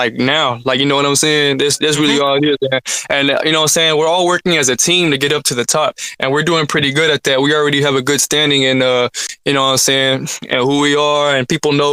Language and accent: English; Hemet, California, United States; I'm from Hemet, California